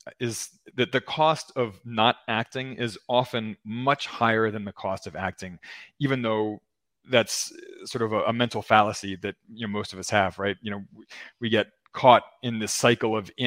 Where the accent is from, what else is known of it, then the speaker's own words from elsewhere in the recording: United States; moved away as an adult; my home country of the U.S.